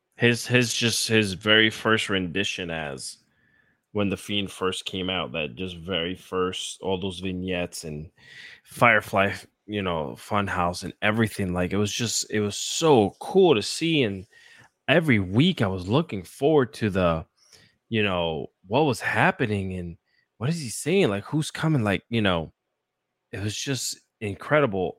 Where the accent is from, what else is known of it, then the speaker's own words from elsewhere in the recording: Puerto Rico; I grew up in Puerto Rico